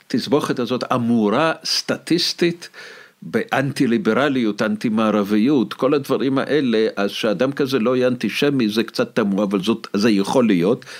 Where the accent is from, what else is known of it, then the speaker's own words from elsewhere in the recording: Moscow, Russia; Hebrew is a second language; now in Israel; האנטישמיות שספגתי בתור ילד במוסקבה